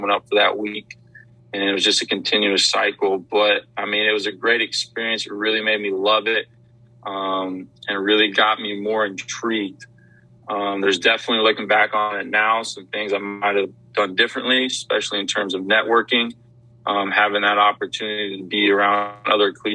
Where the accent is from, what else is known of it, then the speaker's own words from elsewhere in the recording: Wyoming, United States; moved away as an adult; now in Louisiana, United States; born and raised in Wyoming, I was ready to get out of the state of Wyoming